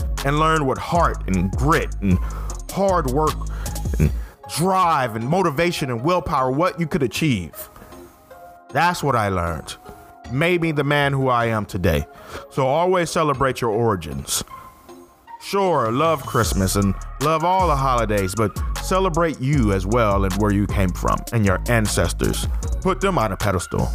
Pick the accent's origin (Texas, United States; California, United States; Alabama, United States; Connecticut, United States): Alabama, United States; Fairfield; also born or lived in Syracuse, New York / Wilsonville, Alabama; Raised most of my life in Fairfield, Alabama